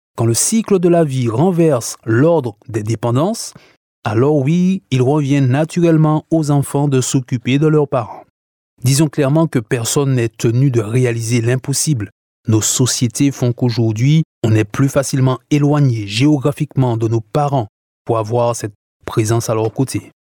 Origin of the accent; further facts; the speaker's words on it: Martinique; chez nous en Martinique